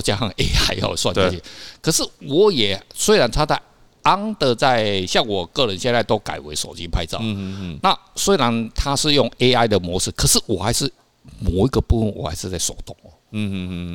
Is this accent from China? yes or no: no; Kaohsiung, Taiwan; moved away; 那时候我是高雄人